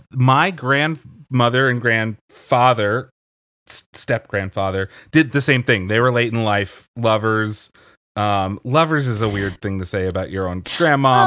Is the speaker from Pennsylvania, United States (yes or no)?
yes; Pennsylvania, United States; I grew up in Pennsylvania